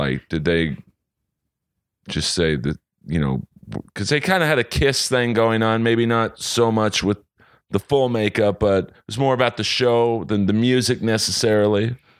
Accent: Los Angeles, California, United States; But so growing up in Bel Air, I would go to parties in Hollywood, and I'd have to take the Sunset Strip.

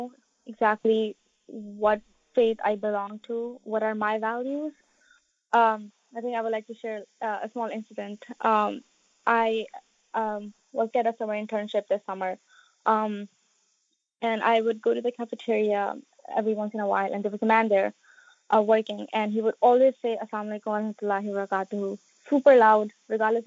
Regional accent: United States; I am from the United States

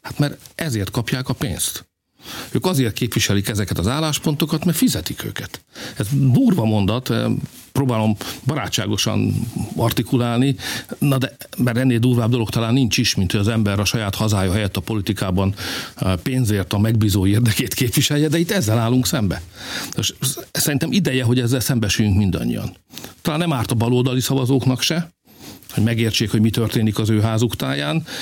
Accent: Hungary; mi magyarok vagyunk

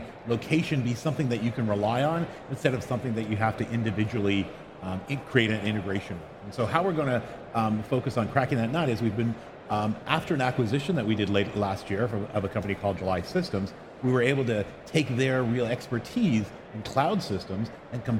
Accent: Canada; born or raised there; accent: Canadian; moved away as an adult; now in Bay Area, United States

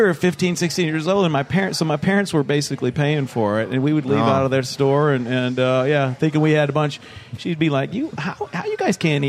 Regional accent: Seagrove Beach, Florida, United States; And then I grew up in Old Seagrove. And Old Seagrove is basically kind of where I kind of consider my heart. You know, there's still tree forts in that little area right there.

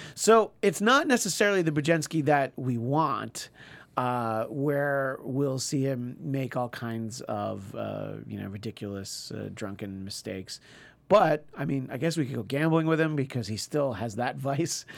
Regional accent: New York, United States; moved away; growing up in New York and even going there for Christmases for the first few years that I lived here

